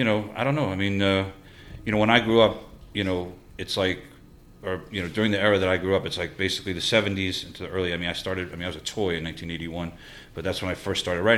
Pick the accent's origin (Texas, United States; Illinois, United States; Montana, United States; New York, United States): New York, United States; New York City; I grew up in Forest Hills